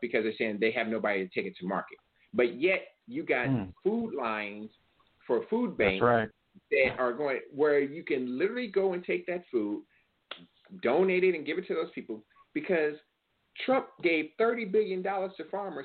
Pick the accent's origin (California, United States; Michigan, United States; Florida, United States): California, United States; California, that's my home state.